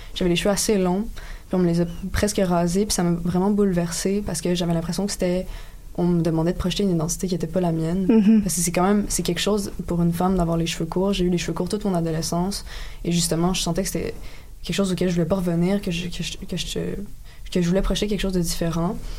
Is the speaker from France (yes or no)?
no; Quebec, Canada; je suis québécoise si je n'ai pas des ancêtres québécois